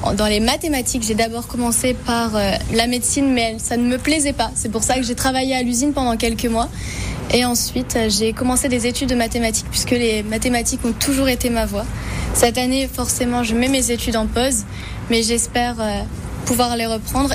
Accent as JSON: {"language": "French", "town": "Quaëdypre", "region": "Hauts-de-France", "country": "France", "tie": "born or raised there", "also_born_or_lived": "Lille", "said": "Je suis originaire de la ville de Quadipre, une ville située dans les Flandres, un petit village de la campagne où j'y vis très bien"}